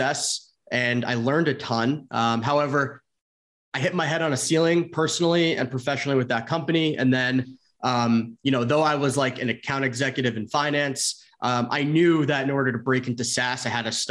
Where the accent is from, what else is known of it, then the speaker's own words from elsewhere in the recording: central New Jersey, United States; moved away; also born or lived in Arizona / San Francisco; So I grew up in Jersey, like the central part of Jersey